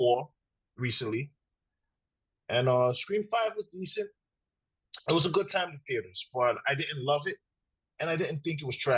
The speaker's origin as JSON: {"language": "English", "town": "New York City", "region": "New York", "country": "United States", "said": "Being a New Yorker"}